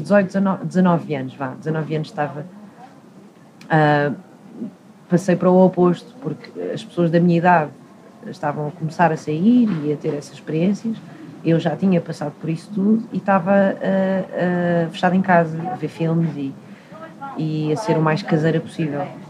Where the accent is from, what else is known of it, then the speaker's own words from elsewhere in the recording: Portugal; eu nasci aqui, cresci aqui